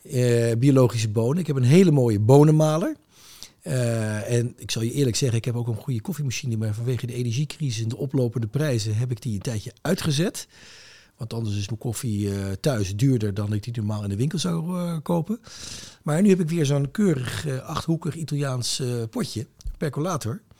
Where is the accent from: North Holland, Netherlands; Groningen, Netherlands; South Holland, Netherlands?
South Holland, Netherlands; Rotterdam; also born or lived in The Hague; Ik ben geboren in Den Haag, maar opgegroeid echt eh, mijn eh, middelbare schooljaren in Rotterdam. In Rotterdam Noord. In een wijk die Hilgersberg heet.